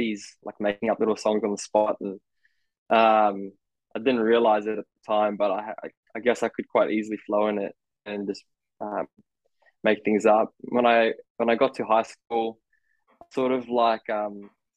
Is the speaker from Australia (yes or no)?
yes; Australia; also born or lived in South Africa; Was born in South Africa, moved in when I was 9, living in Australia since then